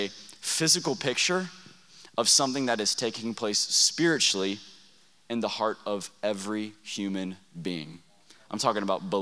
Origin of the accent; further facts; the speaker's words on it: Texas, United States; now in Oklahoma, United States; we're from Oklahoma. Haley and I are originally from Texas